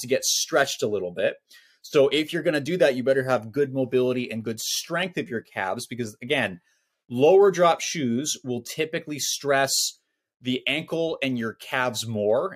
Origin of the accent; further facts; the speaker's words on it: Scotland, United Kingdom; I'm Scottish